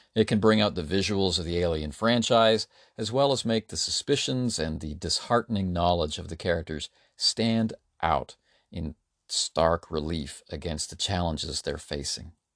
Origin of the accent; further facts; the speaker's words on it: Canada; As a Canadian